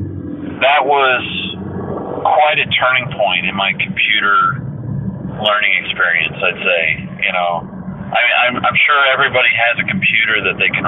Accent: Warsaw, Indiana, United States; I'm from Warsaw, Indiana, up in the northern part of Indiana. It's a small town. And we would either go to Fort Wayne or to South Bend for shopping

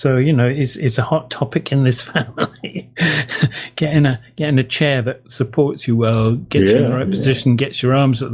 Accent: England, United Kingdom; being an Englishman

